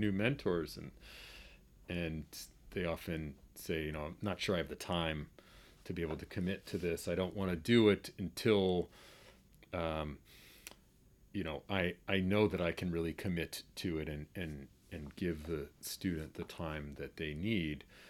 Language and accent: English; Boston, Massachusetts, United States; growing up in Boston and being a basketball player